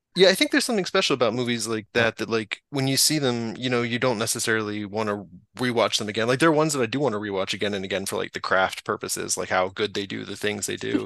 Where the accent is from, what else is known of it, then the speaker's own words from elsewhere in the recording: North Carolina, United States; I grew up in North Carolina